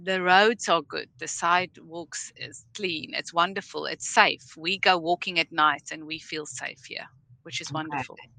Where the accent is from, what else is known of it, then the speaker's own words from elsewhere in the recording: South Africa; moved away as an adult; now in Bakersfield, United States; I'm a registered nurse from South Africa. I moved to California um, last year on the 1st of April